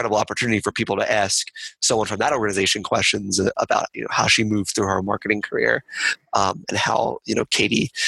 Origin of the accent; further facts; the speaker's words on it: Philadelphia, Pennsylvania, United States; I'm from Philadelphia